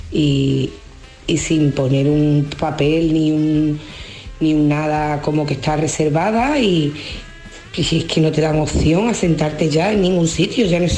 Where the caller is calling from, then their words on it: Huelva, Andalusia, Spain; de Huelva.